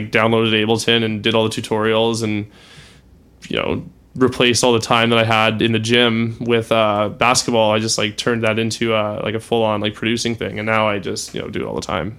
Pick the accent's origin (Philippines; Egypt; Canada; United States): Canada; Calgary, Alberta; moved away as an adult; also born or lived in Ottawa; So I was born in Ottawa. I didn't live there for very long. I moved to Calgary probably when I was a year old. Did all my schooling there up until I was 18.